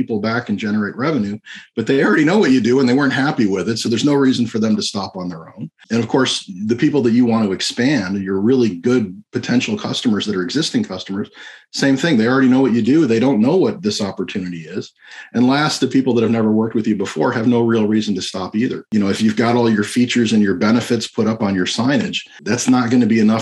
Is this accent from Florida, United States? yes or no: yes; Florida, United States; I'm a magician from Florida